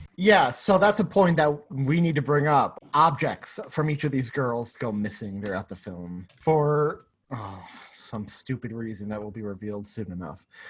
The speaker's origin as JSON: {"language": "English", "region": "New York", "country": "United States", "said": "As a New Yorker"}